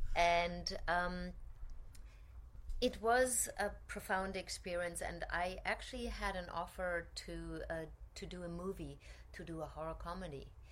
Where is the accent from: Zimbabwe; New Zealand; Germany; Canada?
Germany; moved away as an adult; also born or lived in Cologne / Zurich / Paris / Vienna; now in New York, United States; I grew up in Germany